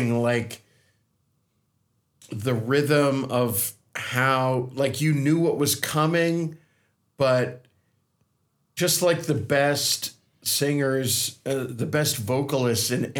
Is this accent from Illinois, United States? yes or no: yes; Chicago, Illinois, United States; as a person from Chicago